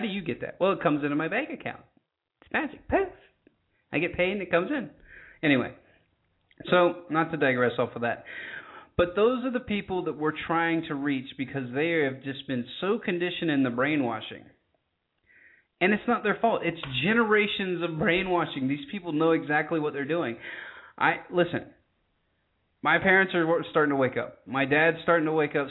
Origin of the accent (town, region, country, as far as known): United States